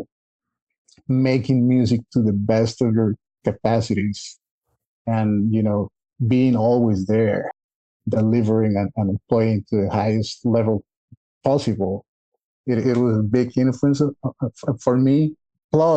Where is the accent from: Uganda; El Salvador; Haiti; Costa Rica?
Costa Rica; moved away as an adult; we were born and raised in Costa Rica